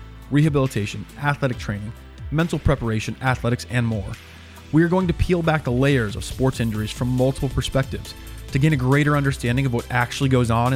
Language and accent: English; Colorado, United States; I grew up in Colorado